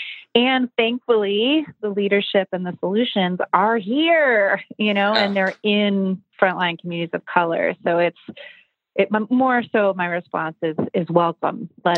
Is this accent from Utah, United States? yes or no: no; Buffalo, New York, United States; I was super activated, like a lot of people growing up in Buffalo, around social justice and human rights issues.